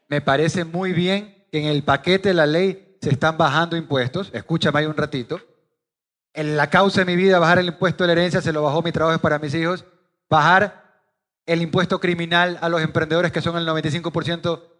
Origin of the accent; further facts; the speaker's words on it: Guayaquil, Guayas, Ecuador; Soy de Guayaquil, 42 años de cepa y voy vivir toda mi vida aquí en Guayaquil